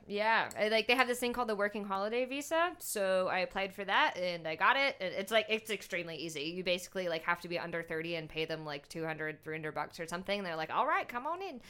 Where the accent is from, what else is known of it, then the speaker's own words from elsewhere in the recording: Shreveport, Louisiana, United States; moved away as an adult; also born or lived in California / Utah / New Orleans; moved to Shreveport